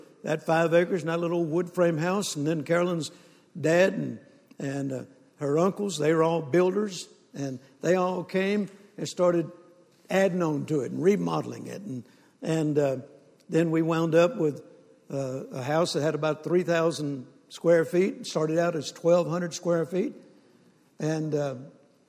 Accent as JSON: {"language": "English", "region": "Mississippi", "country": "United States", "tie": "born or raised there", "also_born_or_lived": "Shreveport, Louisiana", "moved": "yes", "said": "I was born in Mississippi on a farm"}